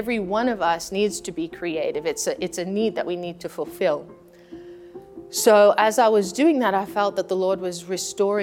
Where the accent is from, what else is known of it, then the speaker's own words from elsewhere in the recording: Australia; moved away; I'm born and raised in Australia among the Aboriginal people, and that's my own personal heritage.